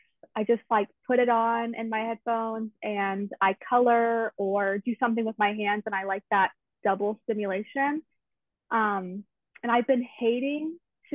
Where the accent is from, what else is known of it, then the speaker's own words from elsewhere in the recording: Tallahassee, Florida, United States; I'm from Tallahassee, so I've lived in Florida my whole life